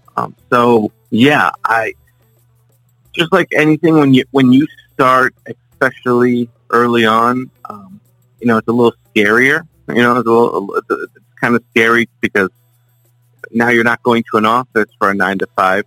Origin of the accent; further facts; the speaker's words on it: South Florida, United States; born and raised in South Florida. Um, you know, lived here my entire life.